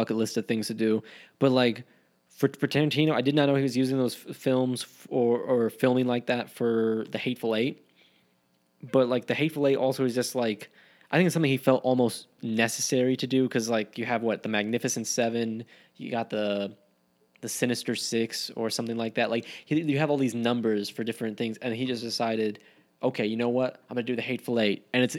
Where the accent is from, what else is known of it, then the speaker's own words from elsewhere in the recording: Wyoming, United States; my home state of Wyoming